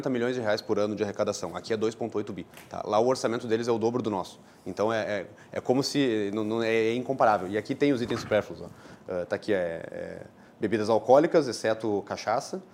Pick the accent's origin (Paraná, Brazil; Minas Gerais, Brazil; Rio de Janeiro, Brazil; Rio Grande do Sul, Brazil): Rio Grande do Sul, Brazil; Santa Maria; quando estava em Santa Maria, minha cidade natal